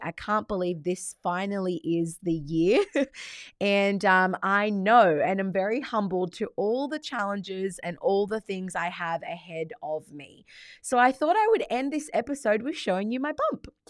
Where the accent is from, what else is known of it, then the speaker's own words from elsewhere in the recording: Australia; although I am Australian, my background is Italian